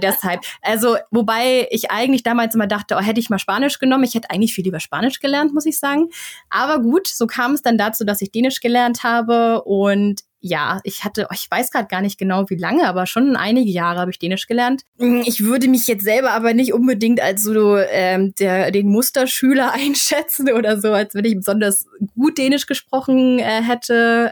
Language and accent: German; Flensburg, Schleswig-Holstein, Germany; moved away as an adult; also born or lived in Stockholm, Sweden; now in Sweden; ich komme aus Flensburg, also aus der nördlichsten Stadt Deutschlands.